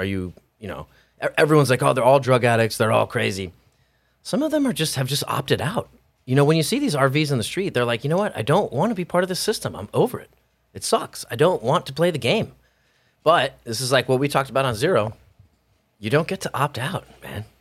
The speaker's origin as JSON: {"language": "English", "region": "Hawaii", "country": "United States", "also_born_or_lived": "California", "moved": "yes", "lives_now": "Idaho, United States", "said": "I'm not from California. I'm from a small farm in Hawaii, which sounds even more glamorous, but it was very rural, very chill"}